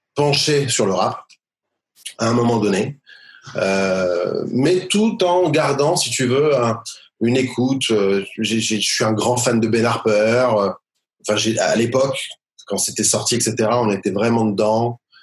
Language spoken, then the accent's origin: French; Sarcelles, Île-de-France, France; now in Beit Shemesh, Israel; Sarcelles, euh, à côté de Paris, une, une fameuse, fameuse ville